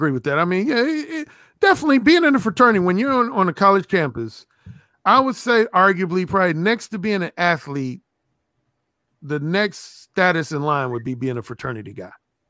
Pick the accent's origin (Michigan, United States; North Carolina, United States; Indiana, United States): Indiana, United States; Indiana. Oh, that was at Indiana University in Bloomington, Indiana.